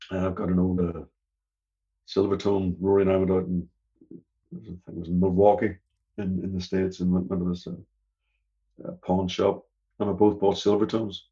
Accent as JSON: {"language": "English", "country": "Canada", "said": "the first tour they did uh, of the states, because we're from Canada, as you know."}